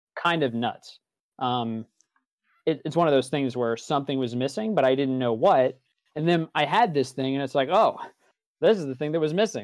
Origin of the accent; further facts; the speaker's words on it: East Coast, United States; I was born on the East Coast to a Catholic family